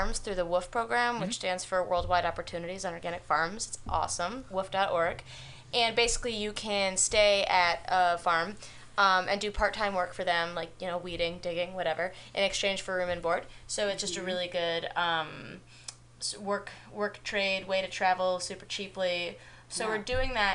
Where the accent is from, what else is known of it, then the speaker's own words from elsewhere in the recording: Miami, Florida, United States; moved away; also born or lived in New York; I'm originally from Miami